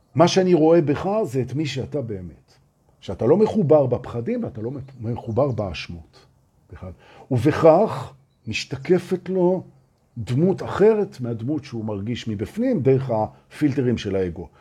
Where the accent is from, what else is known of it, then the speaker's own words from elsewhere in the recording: Israel; אנחנו מפחדים בתור ישראלים